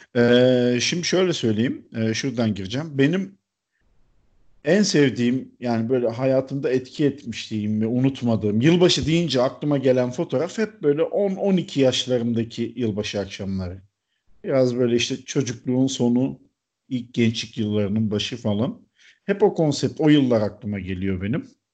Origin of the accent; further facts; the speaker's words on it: Çanakkale, Turkey; moved away; Ben ortaokul yıllarında Çanakkale'de oturmuştuk biz.